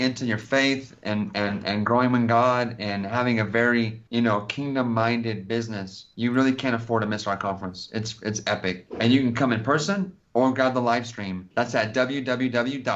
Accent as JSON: {"language": "English", "region": "California", "country": "United States", "said": "I'm from California"}